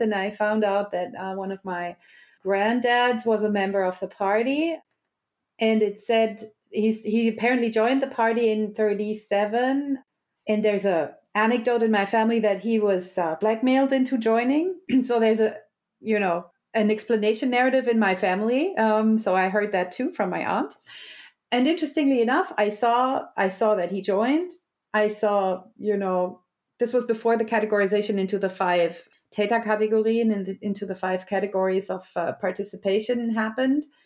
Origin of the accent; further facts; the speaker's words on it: Germany; I was also raised in a West German, you know, um, nineties gymnasium educational, public